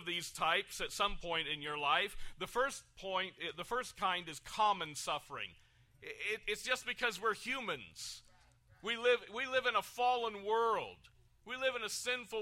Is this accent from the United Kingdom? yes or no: yes; United Kingdom; now in United States; I am British American